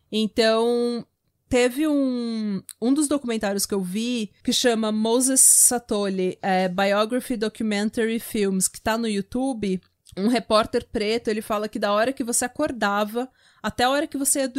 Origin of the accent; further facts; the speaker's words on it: Brazil; como eu venho do Brasil